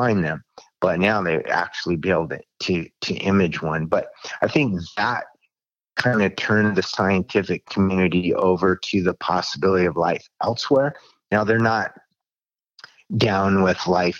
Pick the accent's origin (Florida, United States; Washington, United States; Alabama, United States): Washington, United States; now in Arizona, United States; I was born and raised in Washington State. And when I moved to Arizona in 1980